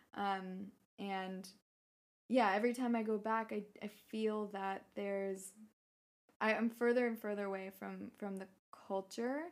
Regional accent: San Francisco Bay Area, California, United States; moved away as an adult; also born or lived in Prague, Czech Republic; I grew up in the Bay Area

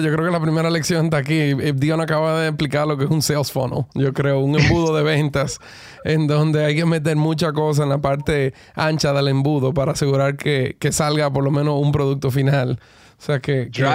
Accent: Cleveland, Ohio, United States; now in Dominican Republic; yo soy uno de los dos dominicanos eh, nacido en Cleveland en toda la historia

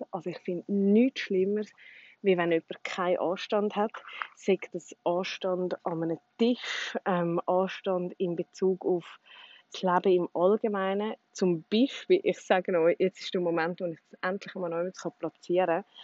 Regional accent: Switzerland; first language Swiss German; ich glaube schon, dass Schweizerdeutsch natürlich auch meine Muttersprache ist und das einfach so ein bisschen flüssender, einfacher ist.

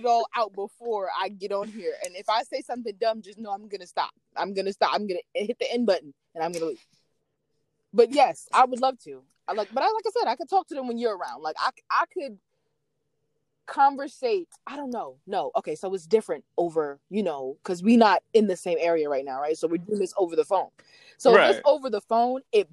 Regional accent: New York, United States; I'm from New York

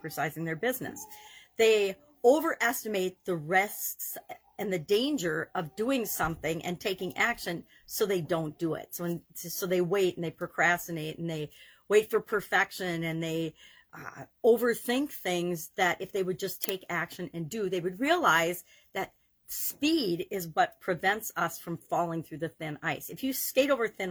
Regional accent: Wisconsin, United States; I grew up in Wisconsin

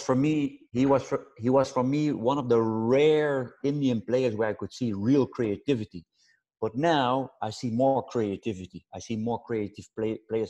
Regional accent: Netherlands; I'm from Holland

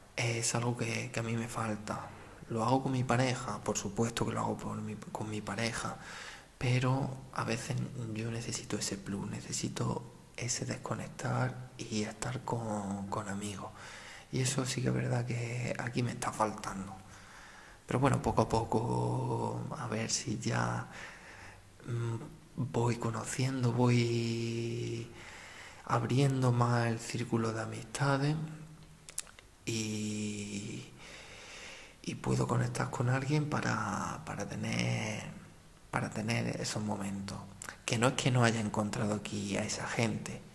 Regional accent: a village in the province of Jaén, Andalusia, Spain; moved away as an adult; also born or lived in Beas de Segura; un pueblo de mi misma provincia

